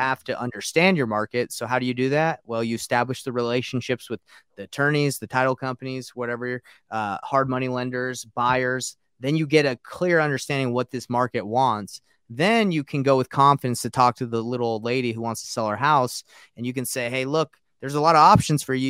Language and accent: English; Marietta, Georgia, United States; also born or lived in Roswell, Georgia; I grew up in Marietta and, uh, Roswell